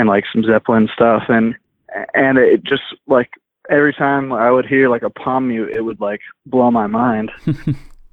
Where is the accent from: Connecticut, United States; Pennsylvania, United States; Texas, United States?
Connecticut, United States; now in California, United States; I grew up in Connecticut